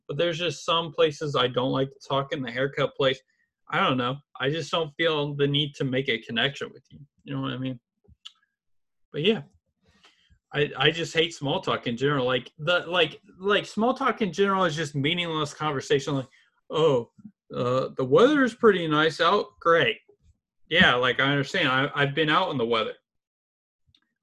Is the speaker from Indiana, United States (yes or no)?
yes; Indianapolis, Indiana, United States; I'm from Indianapolis, my major's TCOM